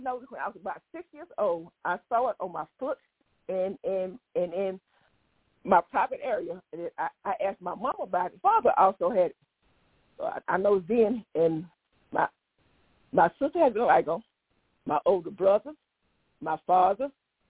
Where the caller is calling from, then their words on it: East Dublin, Georgia, United States; East Dublin, Georgia.